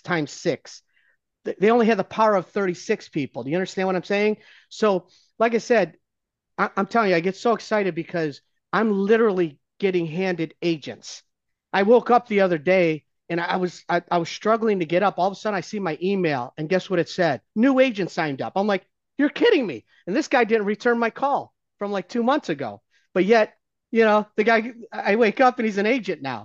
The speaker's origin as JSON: {"language": "English", "region": "Ohio", "country": "United States", "tie": "born or raised there", "said": "I'm still a Browns fan 'cause I grew up in Ohio."}